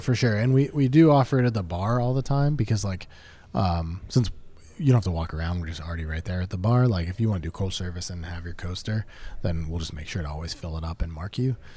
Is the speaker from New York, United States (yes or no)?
no; Pittsburgh, Pennsylvania, United States; we're from Pittsburgh